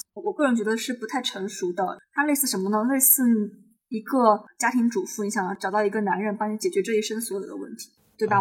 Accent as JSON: {"language": "Chinese", "town": "Chengdu", "region": "Sichuan", "country": "China", "tie": "born or raised there", "said": "我现在人在成都，我就去主动地去找我在成都的中学的同学"}